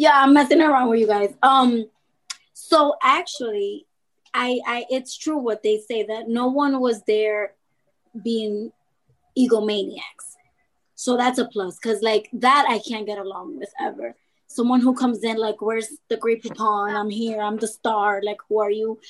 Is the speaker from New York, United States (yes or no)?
yes; New York City, New York, United States; I'm from Dykeman